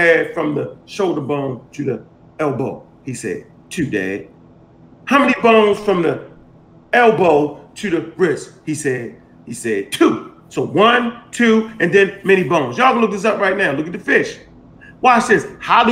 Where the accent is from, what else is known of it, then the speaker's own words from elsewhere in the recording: Baltimore, Maryland, United States; I'm from Baltimore and we used to stop the alleys up so the police couldn't drive down it